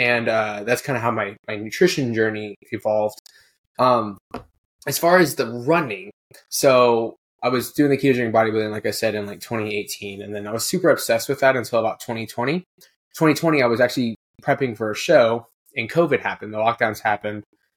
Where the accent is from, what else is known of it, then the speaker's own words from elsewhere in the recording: Houston, Texas, United States; now in Kentucky, United States; Oh, I'm from Houston. Well, I'm actually technically from Kentucky. I just moved.